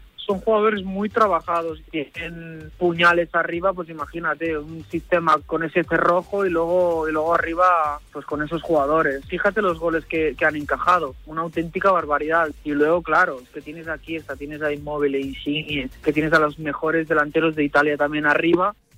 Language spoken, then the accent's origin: Spanish; Spain; now in Sheffield, United Kingdom; somos españoles y tenemos hijos